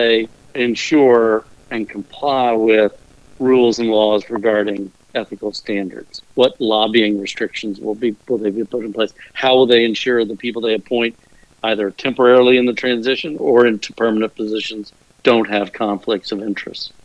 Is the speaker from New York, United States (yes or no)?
no; Texas, United States; I'm an Irish Texan.